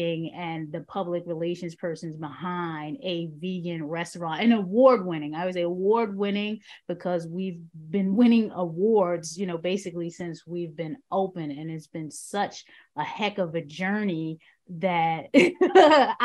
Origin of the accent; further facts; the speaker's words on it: New York City, New York, United States; moved away as an adult; now in Baltimore, United States; I hail from the South Bronx, the South Bronx, 23 years